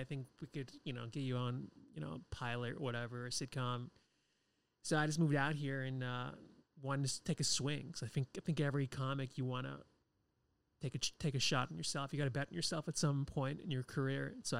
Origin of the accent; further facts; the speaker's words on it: New Hampshire, United States; moved away as an adult; also born or lived in Boston / New York; now in Los Angeles, United States; I was born and raised in New Hampshire.